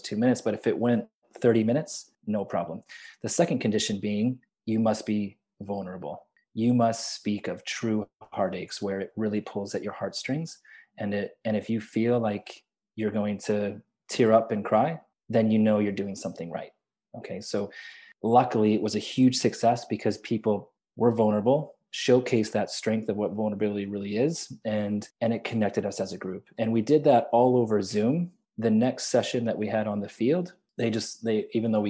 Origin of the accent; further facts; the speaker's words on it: Chicago, Illinois, United States; moved away as an adult; now in Vancouver, Canada; so I grew up in Chicago. So my first citizenship was obviously American.